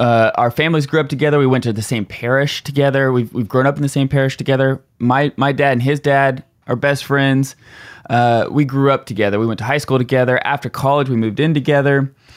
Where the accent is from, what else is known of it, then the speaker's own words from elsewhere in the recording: Tulsa, Oklahoma, United States; we're from Tulsa